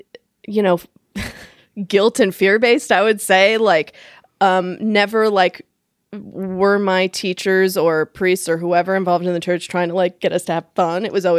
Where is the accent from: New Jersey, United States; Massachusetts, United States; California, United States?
Massachusetts, United States; Fall River; also born or lived in Colorado; I grew up in Massachusetts, like an hour south of Boston, mm-hmm. in a city called Fall River. And I went to Catholic school from first grade all the way through college.